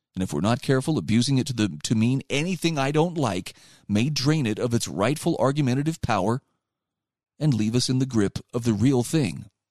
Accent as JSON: {"language": "English", "region": "Utah", "country": "United States", "said": "my home state of Utah"}